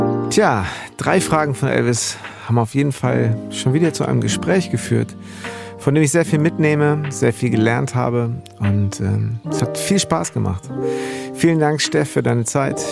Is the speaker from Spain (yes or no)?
no; Bad Segeberg, Schleswig-Holstein, Germany; Ich bin da auch in Bad Segeberg groß geworden, zwischen Hamburg und Ostsee